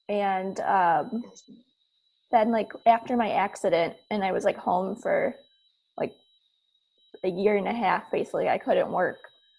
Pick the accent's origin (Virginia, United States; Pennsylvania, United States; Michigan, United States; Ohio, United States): Michigan, United States; Detroit; Detroit, yeah. Michigan.